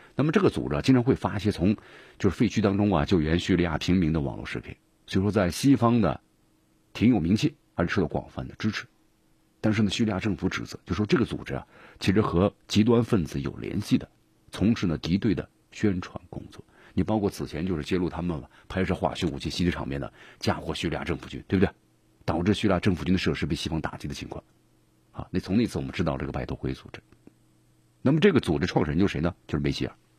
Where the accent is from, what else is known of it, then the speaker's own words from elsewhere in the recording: China; 咱们中华人民共和国建国七十周年了。